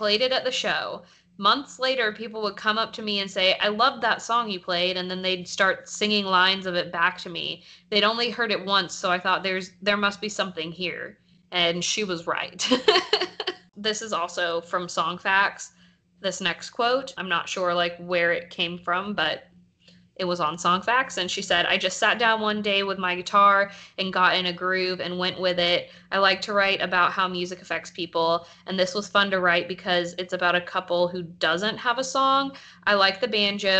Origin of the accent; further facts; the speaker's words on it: the South, United States; we grew up in the South